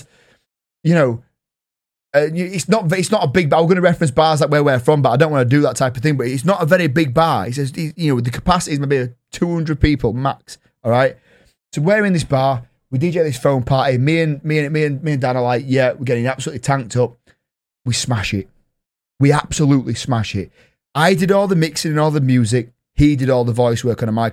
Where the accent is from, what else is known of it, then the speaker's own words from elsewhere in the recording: Yorkshire and the Humber, United Kingdom; I'm from Yorkshire